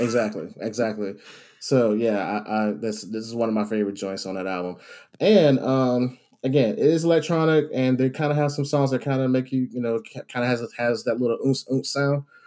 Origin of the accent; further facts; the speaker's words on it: Savannah, Georgia, United States; I grew up in South Georgia, Savannah area, down that way.